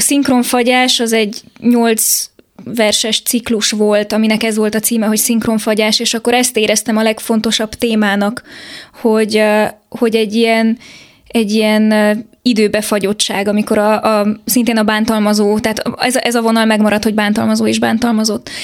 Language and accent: Hungarian; Transylvania, Romania; Erdélyben nőttem fel